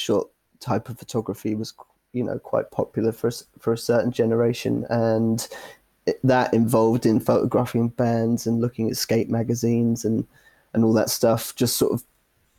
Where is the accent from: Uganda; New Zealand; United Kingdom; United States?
United Kingdom; Exeter, South West England; moved away; I'm originally from Exeter, down in Devon, southwest coast